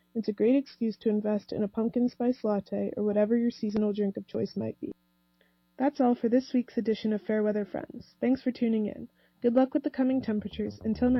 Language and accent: English; Atlanta, Georgia, United States; moved away as an adult; now in Evanston, United States; In fact, I'm from Atlanta, Georgia